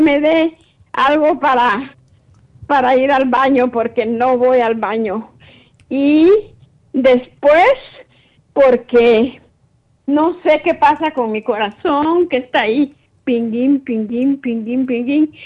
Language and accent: Spanish; Guatemala; yo soy de Guatemala